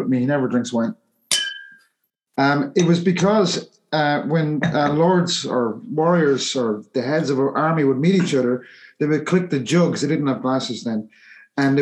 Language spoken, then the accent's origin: English; Ireland; I'm Irish myself